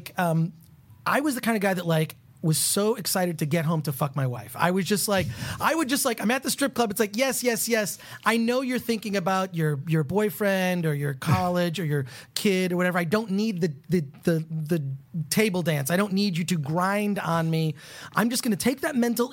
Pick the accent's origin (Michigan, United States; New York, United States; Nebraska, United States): Michigan, United States; Detroit; now in Los Angeles, United States; I'm from the Midwest. I'm from Detroit. We're both Midwest guys